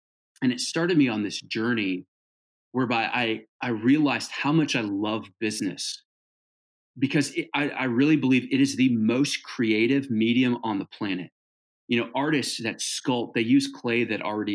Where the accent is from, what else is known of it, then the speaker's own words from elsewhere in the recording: Hawaii, United States; also born or lived in Southern California / Northern California; now in Birmingham, Alabama, United States; I grew up in Hawaii